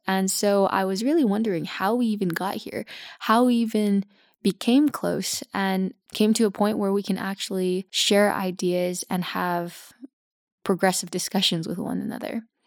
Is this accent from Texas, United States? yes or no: no; Los Angeles, California, United States; moved away as an adult; now in Belgium; I grew up in Los Angeles